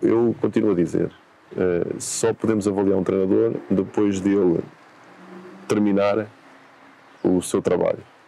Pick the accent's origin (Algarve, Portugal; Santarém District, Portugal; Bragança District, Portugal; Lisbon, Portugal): Santarém District, Portugal; Tomar; moved away as an adult; estamos na cidade de Tomar, eh, é cidade onde eu nasci, onde a minha família, eh, reside, eh, a cidade onde eu cresci